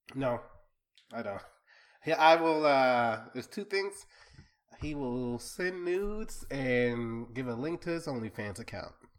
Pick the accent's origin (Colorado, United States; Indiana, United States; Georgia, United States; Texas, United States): Texas, United States; Mesquite; accent: Southern; I grew up in Mesquite, Texas, um, out in the country fields of the suburbs of Dallas